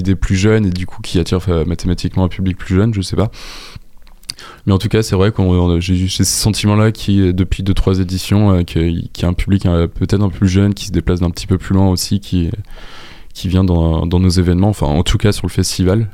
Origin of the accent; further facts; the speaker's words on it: Le Mans, Pays de la Loire, France; also born or lived in Angers; je viens du Mans